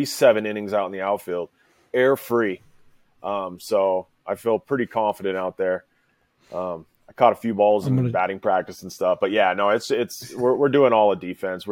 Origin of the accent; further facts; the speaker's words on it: Santa Maria, California, United States; moved away as an adult; also born or lived in Oklahoma; I grew up on the Central Coast of California, halfway between L.A. and San Francisco, a little place called Santa Maria, California, a little coastal town, really